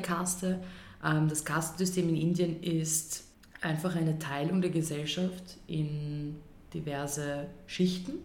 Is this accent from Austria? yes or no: yes; Austria; bei uns in Österreich